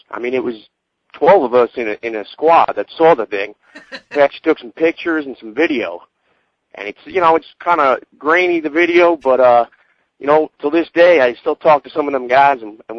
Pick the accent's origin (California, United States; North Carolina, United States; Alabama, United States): North Carolina, United States; Raleigh; now in New York, United States; I'm actually calling from New York, but I used to be from Raleigh, North Carolina.